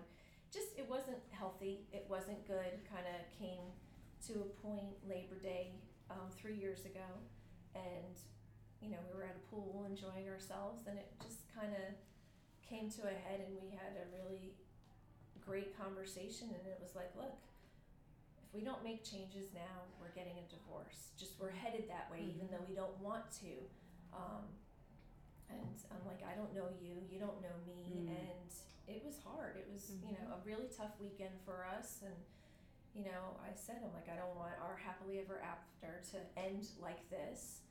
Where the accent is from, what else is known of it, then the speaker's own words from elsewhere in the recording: New Jersey, United States; moved away as an adult; also born or lived in Florida / upstate New York; now in Georgia, United States; I grew up in New Jersey. I was born in Florida, but met him in New Jersey.